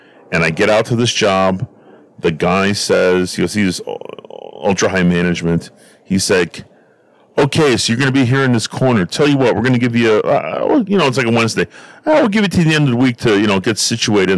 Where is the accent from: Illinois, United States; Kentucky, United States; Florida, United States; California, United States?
Illinois, United States; Stickney; we grew up in Stickney. We knew all our neighbors